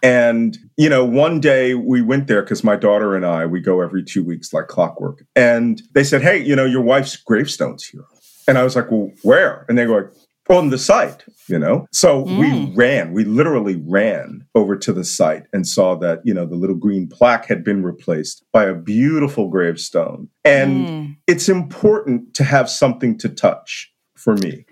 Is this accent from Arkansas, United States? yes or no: no; Philadelphia, Pennsylvania, United States; I'm from Philadelphia